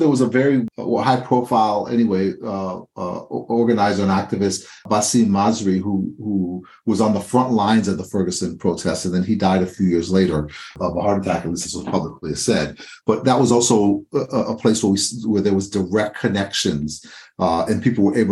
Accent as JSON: {"language": "English", "country": "Haiti", "tie": "born or raised there", "moved": "yes", "lives_now": "United States", "said": "I was born in Haiti"}